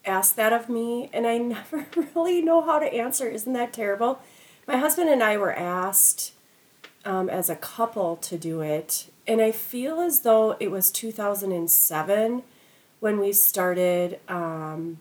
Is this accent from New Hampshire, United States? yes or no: no; Anoka, Minnesota, United States; born or raised there